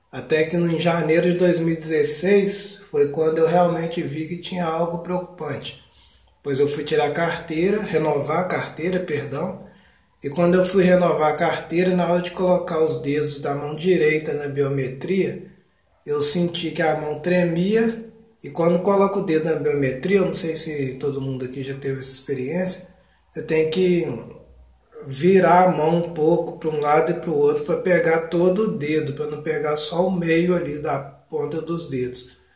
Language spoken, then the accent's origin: Portuguese; Ubá, Minas Gerais, Brazil; eu sou de Ubá, Minas Gerais, tenho 33 anos